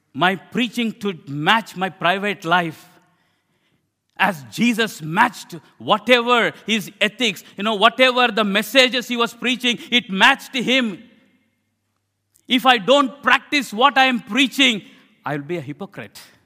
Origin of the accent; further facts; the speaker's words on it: India; I'm an Indian preacher.